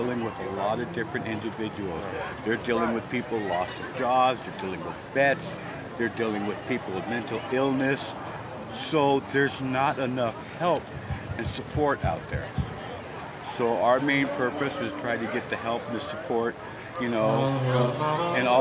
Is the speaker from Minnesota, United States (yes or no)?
no; San Diego, California, United States; I'm actually from San Diego